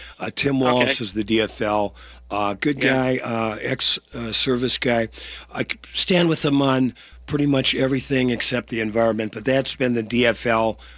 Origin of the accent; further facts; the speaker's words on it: Minneapolis, Minnesota, United States; I told him I was from Minneapolis